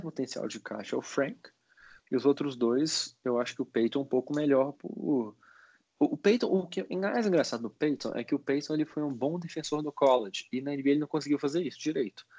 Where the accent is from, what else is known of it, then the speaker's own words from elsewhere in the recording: Minas Gerais, Brazil; a gente está em Belo Horizonte, eu e o Bernardo, a gente, nós somos mineiros